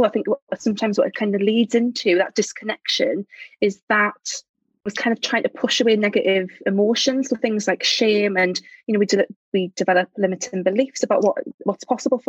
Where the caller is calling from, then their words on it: Durham, North East England, United Kingdom; I'm speaking from Durham, which is in the northeast of England. Lovely, yes, cathedral, university city up here.